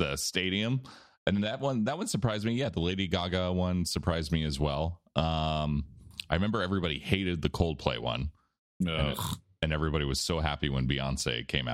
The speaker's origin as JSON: {"language": "English", "country": "United States", "said": "I'm American"}